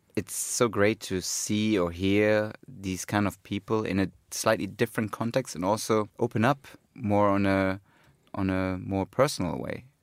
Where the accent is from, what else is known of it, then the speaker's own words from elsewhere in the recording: Cologne, North Rhine-Westphalia, Germany; when I was growing up in Cologne